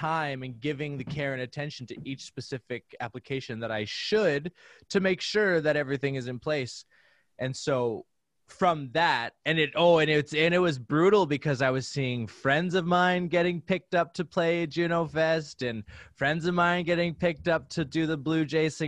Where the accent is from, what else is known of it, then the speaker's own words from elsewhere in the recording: Saskatoon, Saskatchewan, Canada; it's in my hometown